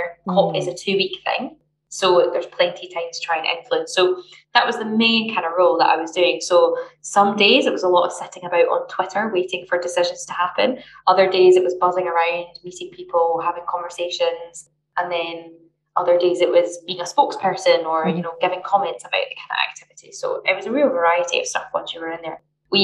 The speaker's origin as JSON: {"language": "English", "town": "Glasgow", "region": "Scotland", "country": "United Kingdom", "said": "I'm from Glasgow, work in Glasgow"}